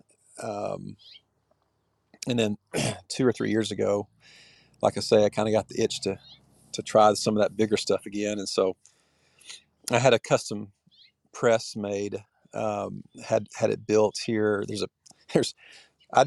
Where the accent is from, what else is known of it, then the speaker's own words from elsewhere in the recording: Texas, United States; moved away as an adult; also born or lived in California; now in Columbia, Tennessee, United States; I was born in California, and we moved to Texas when I was 2 years old. So I consider myself kind of more Texan than anything